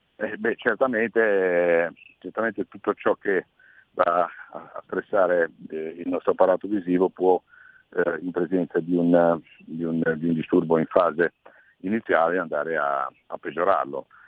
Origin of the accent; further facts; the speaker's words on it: Liguria, Italy; come Ligure e come consigliere di Regione Liguria